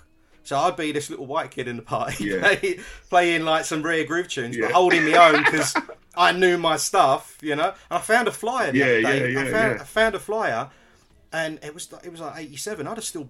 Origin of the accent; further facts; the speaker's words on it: Stratford, London, United Kingdom; And I'm originally from Stratford, and then you know you got so many other with Shut Up and Dance and Hype and that kind of that ushered in that breakbeat style of music from East London.